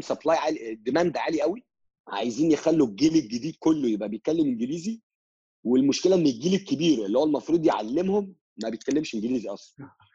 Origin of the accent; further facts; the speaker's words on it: Egypt; moved away as an adult; also born or lived in Russia / Vietnam; ام هاف امريكان فروم ماي mother's سايد بس I've been living in ان ايجيبت فور اول ماي لايف